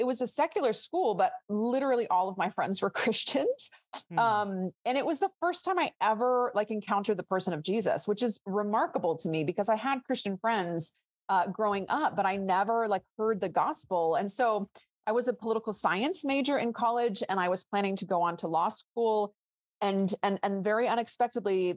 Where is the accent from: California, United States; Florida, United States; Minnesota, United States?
California, United States; Northern; moved away as an adult; also born or lived in Israel; I was raised in Northern California in a Jewish home